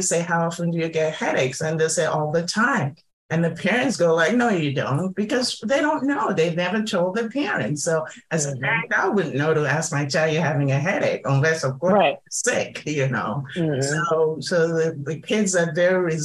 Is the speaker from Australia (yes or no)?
no; Nigeria; moved away; I'm originally from Nigeria